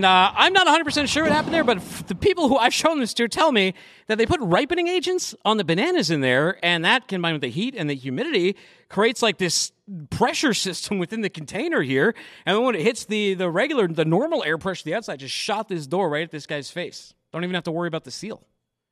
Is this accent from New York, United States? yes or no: no; Boston, Massachusetts, United States; It's my hometown.